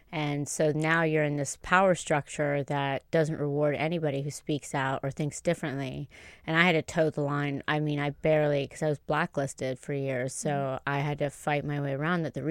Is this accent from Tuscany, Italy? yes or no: yes; Tuscany, Italy; I grew up in Tuscany in a Duke's estate, so suck it.